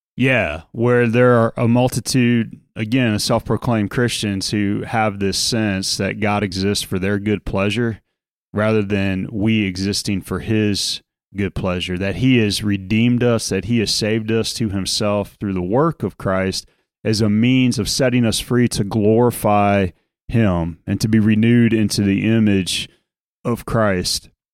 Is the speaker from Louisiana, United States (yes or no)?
yes; New Orleans, Louisiana, United States; growing up in South Louisiana in New Orleans